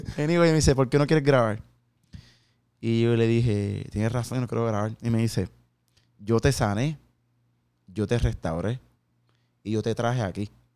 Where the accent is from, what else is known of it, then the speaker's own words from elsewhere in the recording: Carolina, Puerto Rico; moved away as an adult; now in Dallas, United States; Yo soy un jíbaro de Puerto Rico